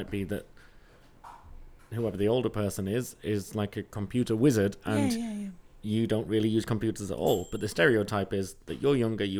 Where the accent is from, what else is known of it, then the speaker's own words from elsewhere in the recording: England, United Kingdom; I was born in England and raised in England, and I'm English.